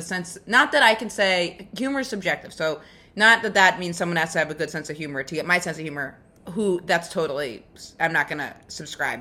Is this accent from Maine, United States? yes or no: yes; Maine, United States; I'm from Maine